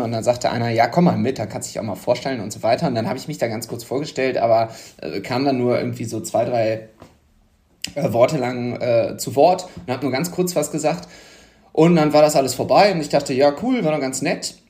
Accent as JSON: {"language": "German", "town": "Düsseldorf", "region": "North Rhine-Westphalia", "country": "Germany", "tie": "born or raised there", "said": "ich bin ja gebürtiger Düsseldorfer, aber auch an der Grenze zum Ruhrgebiet aufgewachsen, weil der Stadtteil, wo ich herkomme, ist direkt an der Grenze zu Duisburg"}